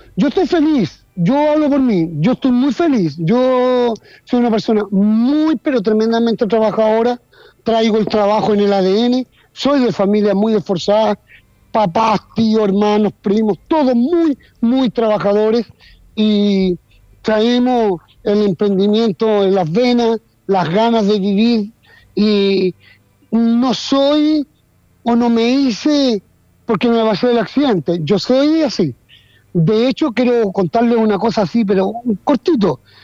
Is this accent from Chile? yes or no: yes; Chile; Aquí en Chile